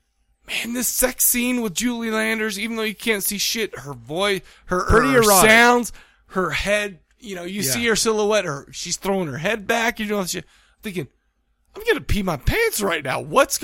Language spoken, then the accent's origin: English; Farmington, Utah, United States; growing up in Farmington, Utah